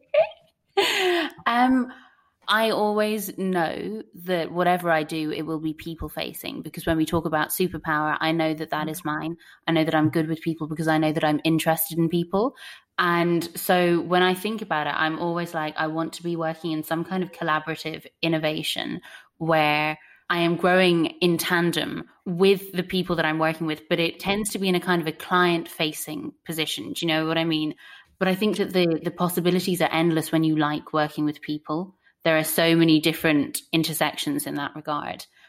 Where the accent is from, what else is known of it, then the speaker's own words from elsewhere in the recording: Ennis, County Clare, Ireland; growing up in Ennis, County Clare, with a population of 35,000 people